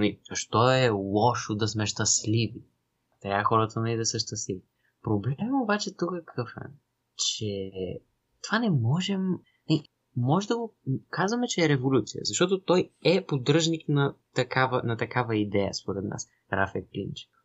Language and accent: Bulgarian; Bulgaria; ние тази идея си я имаме по принцип като българи